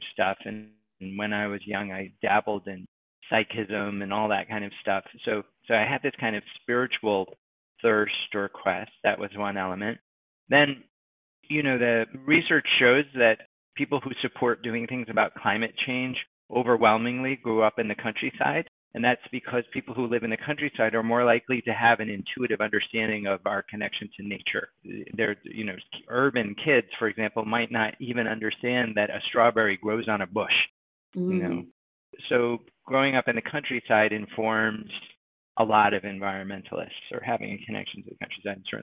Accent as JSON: {"language": "English", "town": "Westport", "region": "Massachusetts", "country": "United States", "tie": "born or raised there", "also_born_or_lived": "New York City, New York", "said": "my sister and I moved with my mother to a little countryside town called Westport, Massachusetts"}